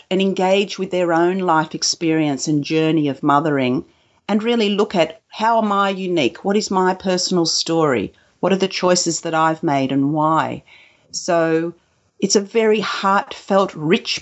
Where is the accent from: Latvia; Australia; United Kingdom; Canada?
Australia; also born or lived in Kuwait; I was born in Kuwait, and I came to Australia when I was a two-year-old